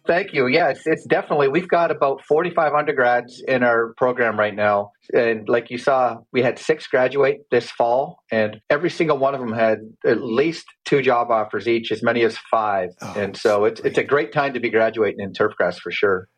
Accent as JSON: {"language": "English", "town": "Calgary", "region": "Alberta", "country": "Canada", "tie": "born or raised there", "also_born_or_lived": "Michigan / Tennessee", "moved": "as an adult", "said": "I grew up playing sports in Canada and Calgary"}